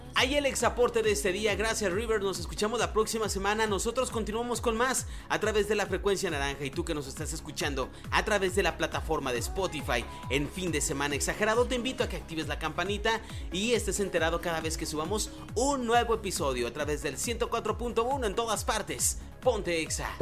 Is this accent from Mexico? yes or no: yes; Mexico